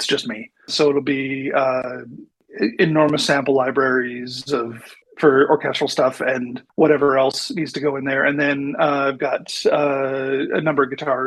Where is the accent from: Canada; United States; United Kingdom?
Canada; Manitoba; moved away as an adult; also born or lived in Vancouver; I grew up in Manitoba, one of the central provinces in Canada